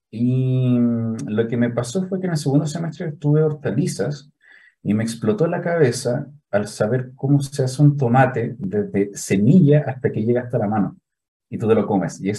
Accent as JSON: {"language": "Spanish", "town": "Santiago", "region": "Santiago Metropolitan Region", "country": "Chile", "tie": "born or raised there", "said": "Yo soy de Santiago, eh, nacido criado en la hermosa comuna de Las Condes"}